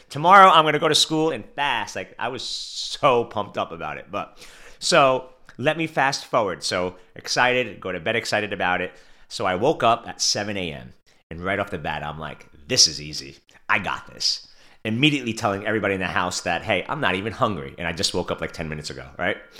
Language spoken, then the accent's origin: English; New York City, New York, United States; I was born and raised in Brooklyn, New York